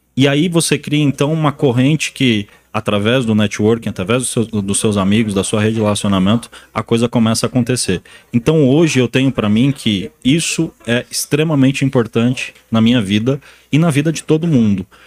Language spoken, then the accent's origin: Portuguese; interior of Paraná, Brazil; moved away; eu vim do Paraná, do interior do Paraná, tirei leite durante muitos anos